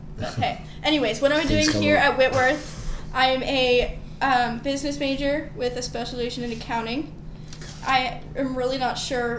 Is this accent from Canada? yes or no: no; Spokane, Washington, United States; I'm also from Spokane, been here my life